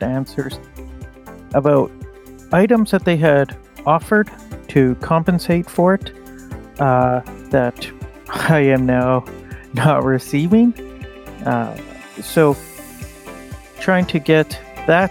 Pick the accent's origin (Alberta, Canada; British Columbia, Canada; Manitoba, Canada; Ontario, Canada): Manitoba, Canada; Winnipeg; I'm from Winnipeg, Manitoba, Canada, and I actually work for the utility company here.